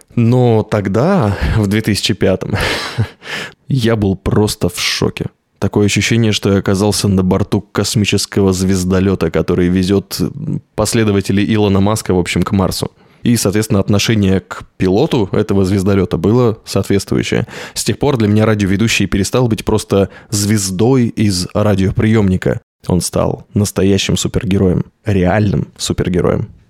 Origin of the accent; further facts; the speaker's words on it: Novosibirsk, Novosibirsk Oblast, Russia; Я из Новосибирска.